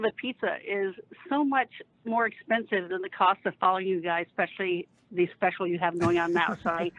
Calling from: Laguna Beach, California, United States; It's …, and it's from Laguna Beach.

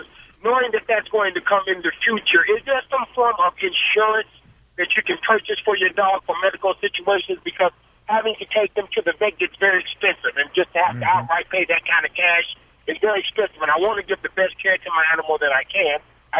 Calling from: Los Angeles, California, United States; I'm calling from Los Angeles.

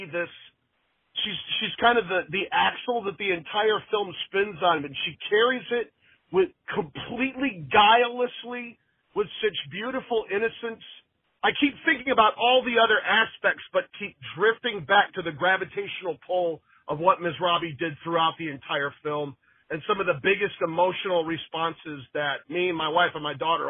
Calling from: Los Angeles, California, United States; I'm calling from Los Angeles, California.

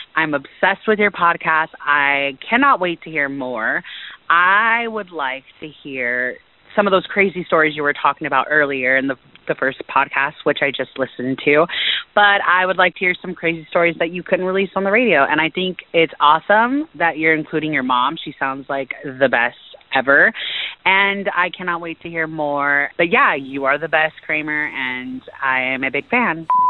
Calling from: San Diego, California, United States; I am calling from San Diego, California

